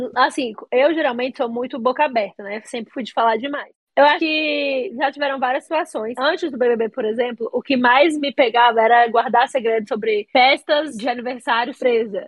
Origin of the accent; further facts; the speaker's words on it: Paraíso de Goiás, Goiás, Brazil; also born or lived in Bahia; eu cresci a vida toda numa cidade é, que fica no entorno do Distrito Federal, em Paraíso de Goiás. Eu nasci na Bahia